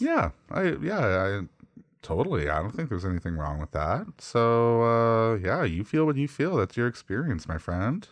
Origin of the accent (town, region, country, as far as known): Canada